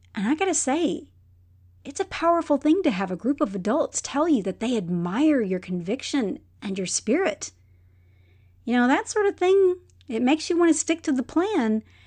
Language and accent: English; Texas, United States; I'm from Texas